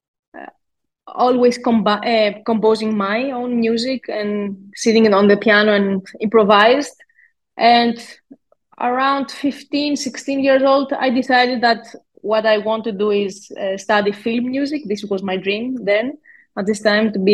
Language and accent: English; Greece; a Greek musician born and raised in Greece